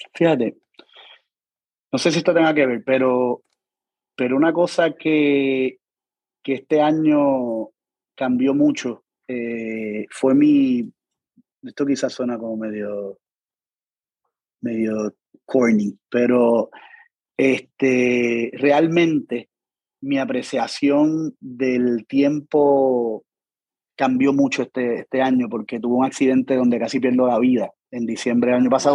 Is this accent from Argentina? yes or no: no; Puerto Rico